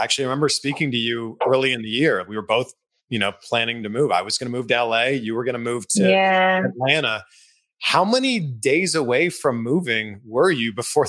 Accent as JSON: {"language": "English", "country": "Canada", "moved": "yes", "said": "I'm not even American. I'm Canadian."}